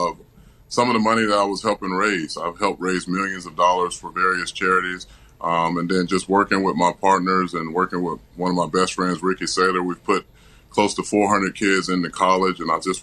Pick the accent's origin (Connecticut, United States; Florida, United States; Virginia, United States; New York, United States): Florida, United States; Tampa; my hometown of Tampa, Florida